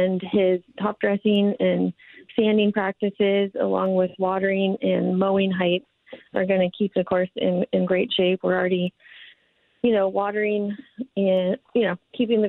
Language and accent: English; Minnesota, United States; also born or lived in Nevada / Portland, Oregon; now in Oregon, United States; I grew up in Minnesota playing high school golf